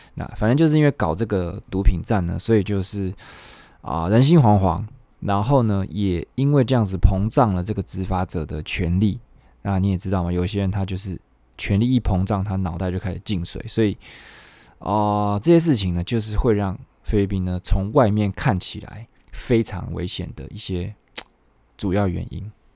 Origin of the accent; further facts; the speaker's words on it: Taiwan; moved away; 我们台湾人